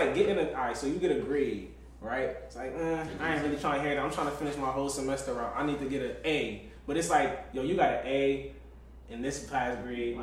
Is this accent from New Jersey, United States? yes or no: yes; New Jersey, United States; I'm from Jersey